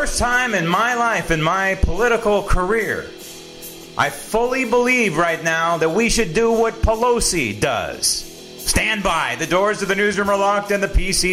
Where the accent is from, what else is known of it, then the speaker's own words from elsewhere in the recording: San Francisco, California, United States; I was born and raised in San Francisco